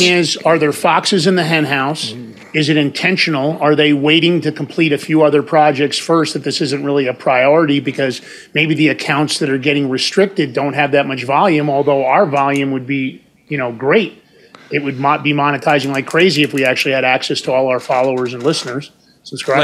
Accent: New York, United States; I'm from New York

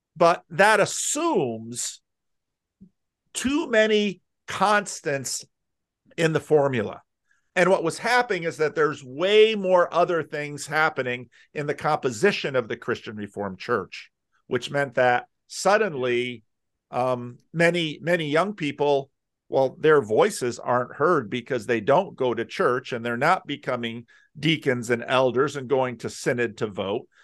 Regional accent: New Jersey, United States; now in Sacramento, United States; I grew up in North Jersey

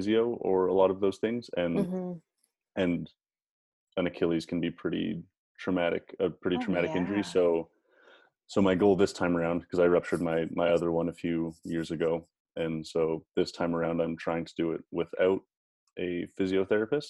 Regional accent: Calgary, Alberta, Canada; moved away; also born or lived in Phoenix; I'm from Calgary, and then I moved to Phoenix.

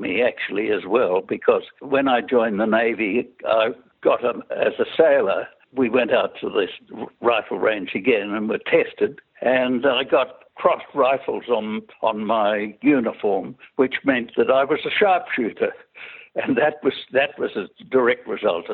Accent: Sydney, New South Wales, Australia; I was born in Sydney, in Mosman, in 1921

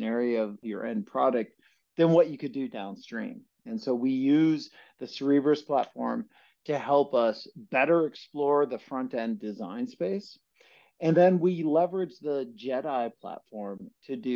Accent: Osseo, Wisconsin, United States; now in Oregon, United States; I hail from the North Woods of Wisconsin, small town just outside of Chippewa Falls called Osseo, Wisconsin

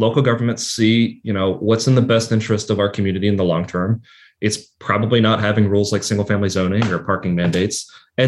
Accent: Lexington, Kentucky, United States; in my hometown, I'll point to a neighborhood like Kennewick in Lexington

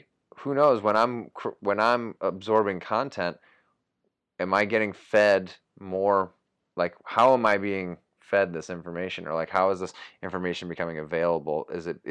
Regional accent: Spencer, Massachusetts, United States; I grew up. I said Spencer

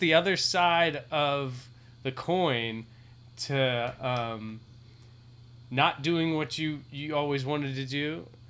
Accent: New York, United States; I'm a New Yorker

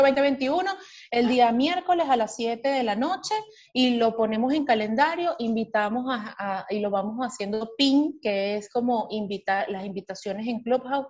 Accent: Venezuela; now in Miami, United States; como todo venezolano resiliente

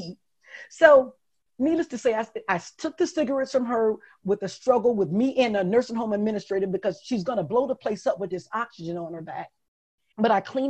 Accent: Detroit, Michigan, United States; moved away as an adult; also born or lived in Jacksonville, Florida; Growing up in Detroit, my mother had a drug addiction and my father was in prison

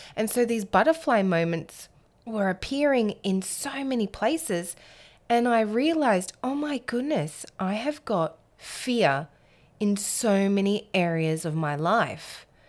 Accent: Alice Springs, Northern Territory, Australia; I was born and raised in Alice Springs in the centre of Australia.

